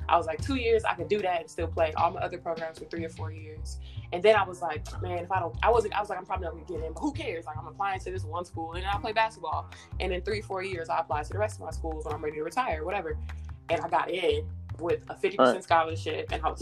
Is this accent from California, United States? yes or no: yes; Inglewood, California, United States; also born or lived in Windsor Hills, Los Angeles; now in Atlanta, United States; I live in South Atlanta now. I grew up in Inglewood for the most part of my childhood